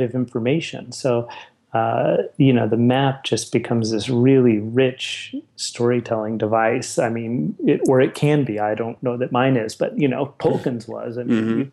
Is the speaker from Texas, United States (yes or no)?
yes; El Paso, Texas, United States; where I grew up in El Paso